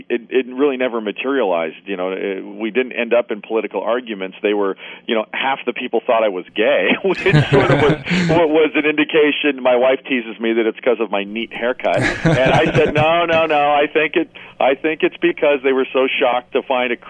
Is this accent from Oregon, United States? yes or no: yes; Portland, Oregon, United States; my hometown of, you know, Portland, Oregon here